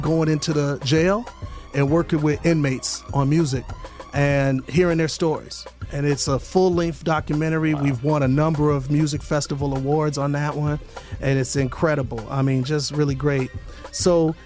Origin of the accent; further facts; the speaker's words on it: Milwaukee, Wisconsin, United States; moved away as an adult; now in Atlanta, United States; the high schools throughout my hometown of Milwaukee